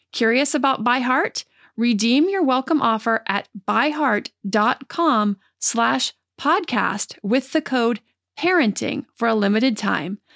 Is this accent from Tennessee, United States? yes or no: no; State College, Pennsylvania, United States; moved away; also born or lived in Santa Clarita, California; I grew up in State College, Pennsylvania